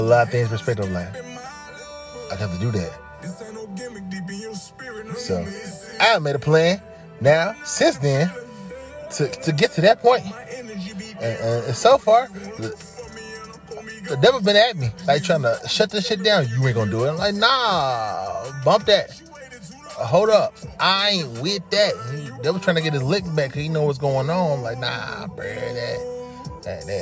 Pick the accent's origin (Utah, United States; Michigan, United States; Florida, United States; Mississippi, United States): Mississippi, United States; I'm from Mississippi, you know? I got Mississippi running my blood